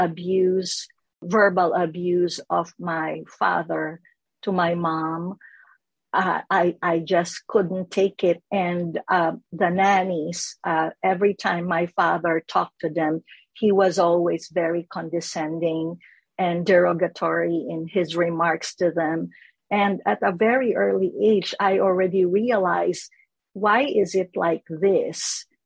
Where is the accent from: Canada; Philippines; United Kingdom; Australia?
Philippines; Manila, Metro Manila; moved away as an adult; now in Los Angeles, United States; I was born in Manila, Philippines, raised there